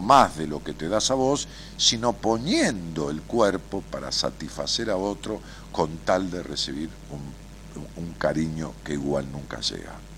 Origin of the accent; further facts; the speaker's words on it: Buenos Aires, Argentina; accent: porteño; como tenemos una tonada los porteños